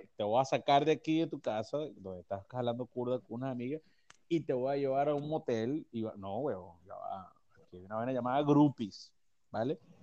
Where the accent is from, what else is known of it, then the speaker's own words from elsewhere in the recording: Naguanagua, Carabobo, Venezuela; Yo soy nacido en Naguanagua. Yo soy naguanahuense